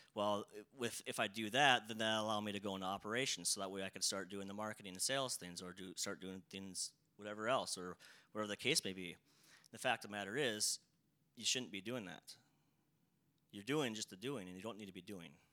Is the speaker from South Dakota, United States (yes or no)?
yes; South Dakota, United States; I grew up in a town of about like 300 people, right? So a very, very small town, rural area. Um, uh, I still live in South Dakota